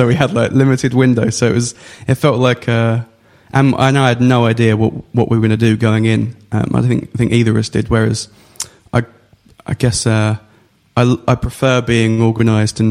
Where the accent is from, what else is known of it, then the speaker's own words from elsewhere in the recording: Essex, East of England, United Kingdom; I grew up in Essex